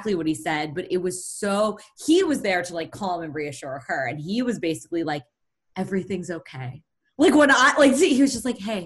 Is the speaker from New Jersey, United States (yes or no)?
no; Philadelphia, Pennsylvania, United States; we're from Philadelphia